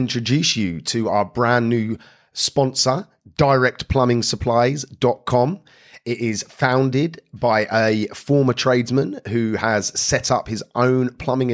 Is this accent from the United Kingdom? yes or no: yes; Luton, East of England, United Kingdom; born and bred from Luton, which is my hometown too